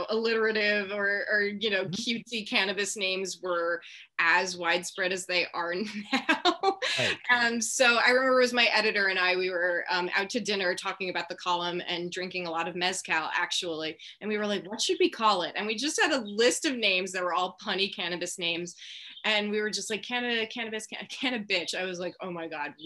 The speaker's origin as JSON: {"language": "English", "area": "Long Island", "region": "New York", "country": "United States", "also_born_or_lived": "Connecticut", "moved": "as an adult", "lives_now": "California, United States", "said": "I deeply identify with being from New York and Long Island."}